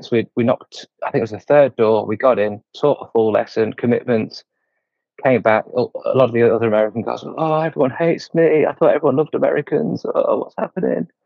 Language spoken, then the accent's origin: English; England, United Kingdom; It was a really easy start to my mission because we're both English both had lots of similar experiences, similar backgrounds.